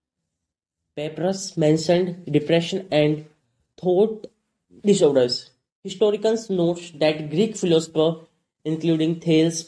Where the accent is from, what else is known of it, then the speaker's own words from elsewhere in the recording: North India, India; English is a second language; I'm from India, from North India, and in North India, very rarely people speak English. I learned English myself